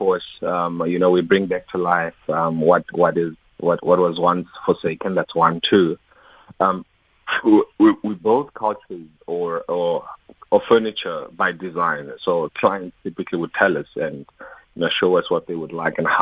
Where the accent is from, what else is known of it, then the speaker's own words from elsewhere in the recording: Free State, South Africa; now in Johannesburg, South Africa; I'm somebody that comes from the Free State, born and bred in Brownville, and I've been in Joburg since 2006